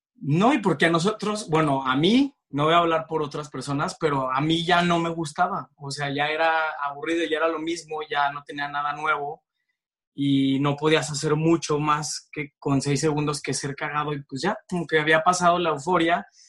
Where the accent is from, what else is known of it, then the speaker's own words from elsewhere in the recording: Torreón, Coahuila, Mexico; moved away as an adult; now in Mexico City, Mexico; llegué, de provinciano, llegué a, la Ciudad de México a los 18 años y a los 19 entré a estudiar comunicación a Ibero